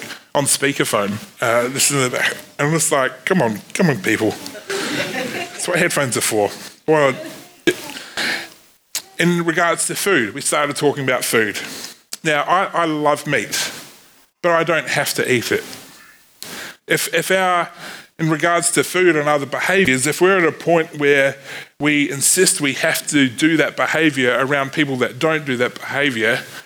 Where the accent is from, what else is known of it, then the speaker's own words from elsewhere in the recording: New Zealand; accent: Kiwi; my Kiwi accent